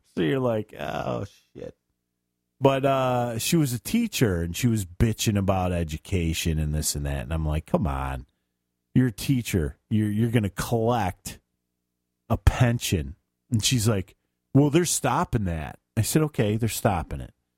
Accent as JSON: {"language": "English", "town": "Chicago", "region": "Illinois", "country": "United States", "said": "I'm from Chicago"}